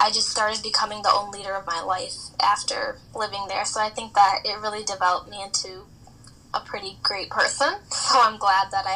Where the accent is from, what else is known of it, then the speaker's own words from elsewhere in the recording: Chicago, Illinois, United States; I'm from Chicago